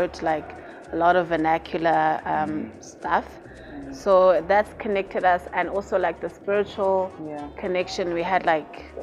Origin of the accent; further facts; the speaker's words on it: Uitenhage, Eastern Cape, South Africa; I'm from Utenhague